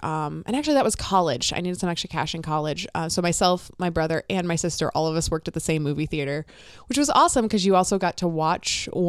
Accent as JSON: {"language": "English", "region": "Florida", "country": "United States", "moved": "as an adult", "lives_now": "Minnesota, United States", "said": "Florida. I'm from Florida."}